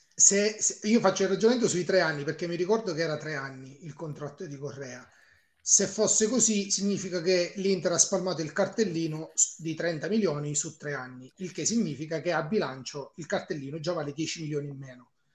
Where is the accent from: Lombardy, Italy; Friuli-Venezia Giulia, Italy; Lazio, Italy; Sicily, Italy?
Sicily, Italy; Catania; sono siciliano, ehm, di Catania